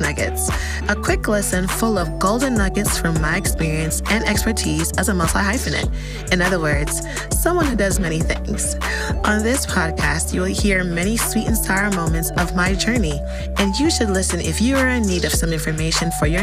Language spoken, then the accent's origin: English; New York City, New York, United States; moved away as an adult; also born or lived in Chicago; I'm originally from New York and I moved to Chicago in 2017.